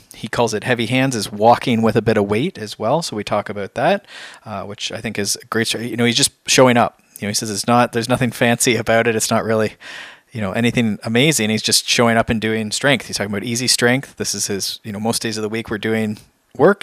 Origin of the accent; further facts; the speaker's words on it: Canada; We're, we're Canadian